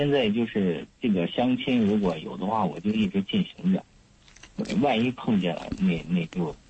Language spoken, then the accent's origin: Chinese; Shaanxi, China; 我家是陕西的